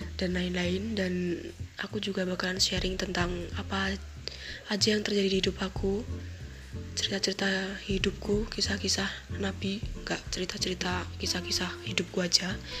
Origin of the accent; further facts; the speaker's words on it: Yogyakarta, Special Region of Yogyakarta, Indonesia; accent: medok (Javanese); aku ngomongnya agak medok soalnya Kebetulan saya berasal dari Jogja